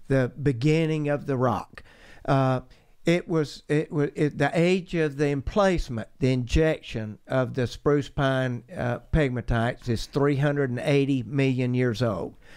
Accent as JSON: {"language": "English", "town": "Rome", "region": "Georgia", "country": "United States", "tie": "born or raised there", "moved": "yes", "said": "I grew up in Rome, Georgia, north of Atlanta. Uh, it's the mountain area of, of Georgia, so I am a mountain boy"}